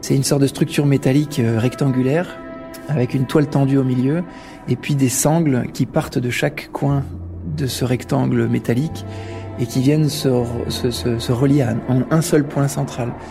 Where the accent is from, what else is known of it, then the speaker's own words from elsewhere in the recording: Grenoble, Auvergne-Rhône-Alpes, France; Je suis né à Grenoble, donc forcément euh, le milieu de la montagne était assez évident pour moi depuis assez jeune